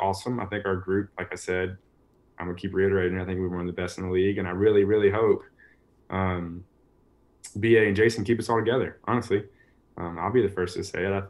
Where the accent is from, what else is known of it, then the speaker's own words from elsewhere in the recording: North Carolina, United States; We're both being from North Carolina